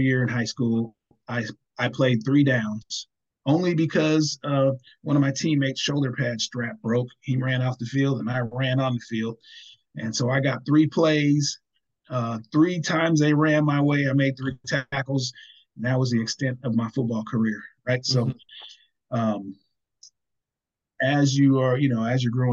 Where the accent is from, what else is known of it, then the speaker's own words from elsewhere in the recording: Seaside, California, United States; moved away as an adult; also born or lived in San Jose, California / Bay Area, California; now in Sacramento, United States; I was born on Fort Ord Army Base, which is on the Monterey Peninsula on Monterey County in a town called Seaside